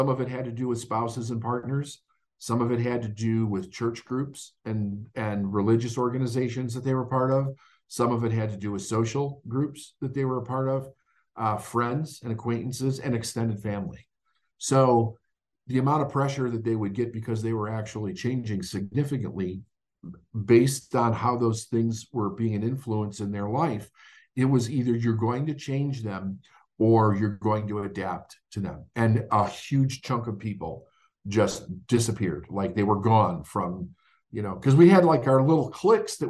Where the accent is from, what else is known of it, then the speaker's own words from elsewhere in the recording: Chicago, Illinois, United States; when I grew up in Chicago